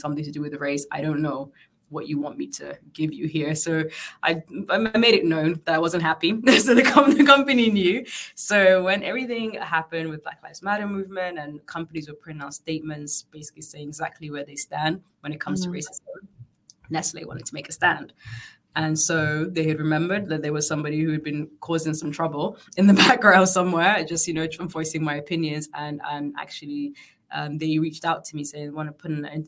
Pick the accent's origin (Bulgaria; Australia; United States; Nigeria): Nigeria; Northern Nigeria; also born or lived in Sierra Leone; now in London, United Kingdom; I was born in London, but I grew up in Nigeria